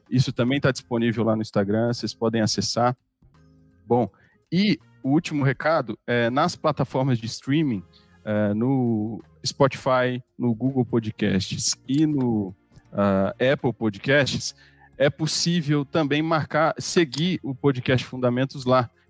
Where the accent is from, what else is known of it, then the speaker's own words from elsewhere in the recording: Belo Horizonte, Minas Gerais, Brazil; É, eu sou natural de Belo Horizonte e é, me converti lá em 2005.